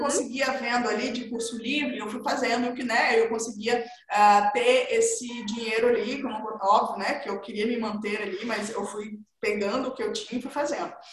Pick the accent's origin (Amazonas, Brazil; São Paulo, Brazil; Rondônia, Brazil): Amazonas, Brazil; Manaus; eu sou do norte, eu nasci em Manaus, no interior de Manaus ali